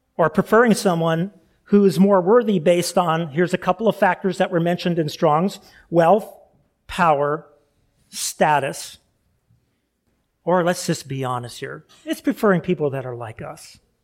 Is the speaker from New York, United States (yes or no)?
no; California, United States; moved away; I grew up in California